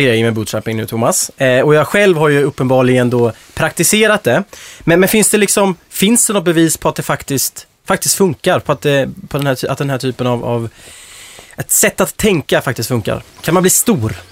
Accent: Småland, Sweden; Jag är själv från Småland

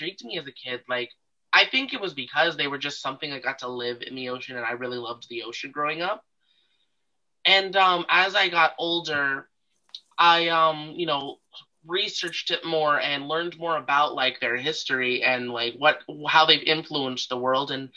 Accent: New York City, New York, United States; Astoria, I was born and raised in Queens, Astoria. This is my home

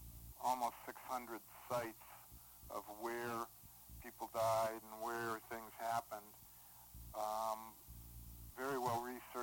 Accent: Boston, Massachusetts, United States; I was growing up in Boston.

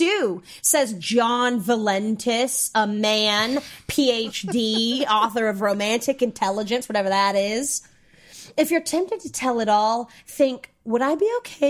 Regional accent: the South, United States; I'm from the South

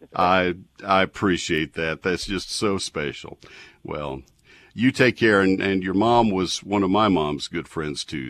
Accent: College Station, Texas, United States; moved away; I grew up in College Station.

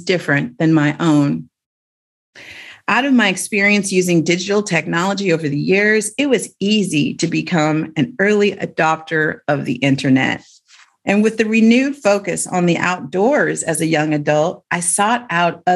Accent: Oakland, California, United States; Growing up in the Bay Area meant being exposed to the cutting edge of early computer technology

